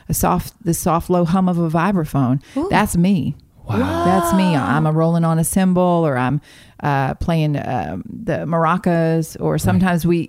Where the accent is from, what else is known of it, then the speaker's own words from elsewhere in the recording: Dahlonega, Georgia, United States; No, I grew up in a little town in North Georgia called Dahlonega.